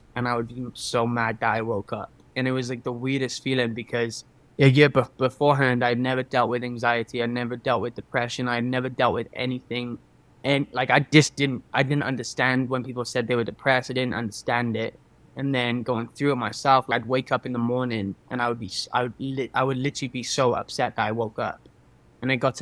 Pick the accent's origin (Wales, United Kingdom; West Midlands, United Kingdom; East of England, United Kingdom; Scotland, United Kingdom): Wales, United Kingdom; Cardiff; now in Los Angeles, United States; I am from Cardiff in Wales, currently living in Los Angeles as a singer